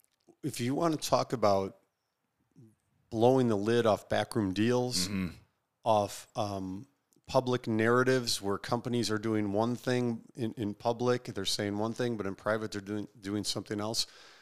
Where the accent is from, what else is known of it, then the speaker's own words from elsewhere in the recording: Maryland, United States; And I'm from Maryland anyway.